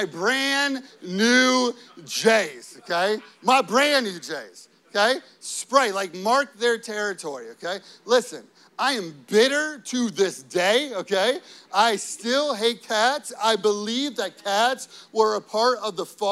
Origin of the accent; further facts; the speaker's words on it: Chicago, Illinois, United States; growing up in the Chicago area, it snows a lot